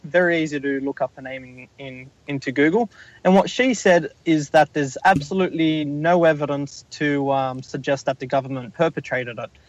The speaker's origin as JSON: {"language": "English", "country": "Australia", "said": "my home country in Australia"}